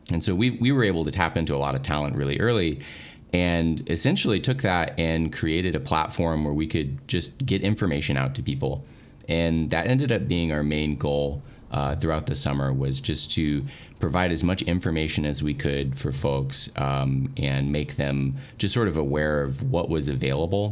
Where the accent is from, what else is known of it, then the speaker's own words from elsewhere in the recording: Dallas, Texas, United States; I'm from the Dallas area. I've lived here for a long time